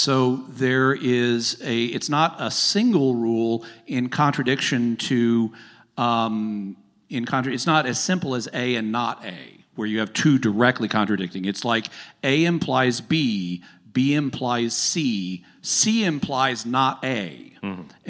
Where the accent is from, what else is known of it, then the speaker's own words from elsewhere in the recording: the South, United States; I'm from the South. That's not going to work.